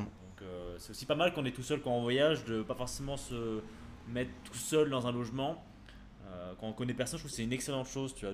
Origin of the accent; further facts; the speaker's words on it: France; nous en tant que Français, qu'on on est habitué bah, voilà, à l'alimentation française